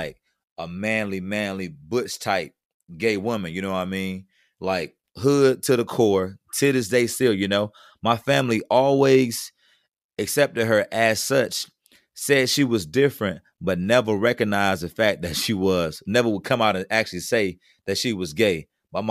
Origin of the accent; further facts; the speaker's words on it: the South, United States; Growing up, I was in from the South as well too